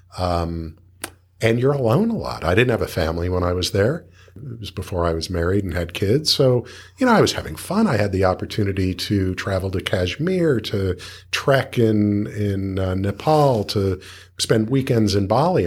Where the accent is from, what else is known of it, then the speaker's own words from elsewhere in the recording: Los Angeles, California, United States; I grew up in Los Angeles